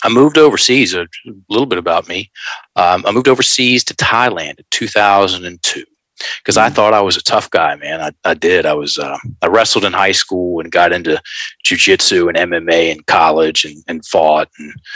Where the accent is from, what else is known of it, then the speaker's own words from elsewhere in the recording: Richmond, Virginia, United States; Richmond, Virginia. Virginia boy, born and raised